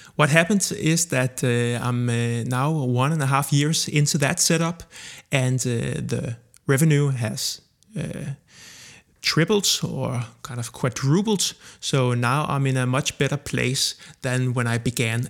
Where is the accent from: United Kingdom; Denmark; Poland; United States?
Denmark; Copenhagen, Capital Region of Denmark; I am born and raised in Copenhagen, Denmark